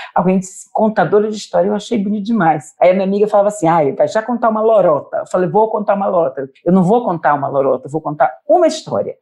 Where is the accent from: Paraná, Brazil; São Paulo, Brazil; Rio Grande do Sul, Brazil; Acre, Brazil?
Acre, Brazil; daqui da minha terra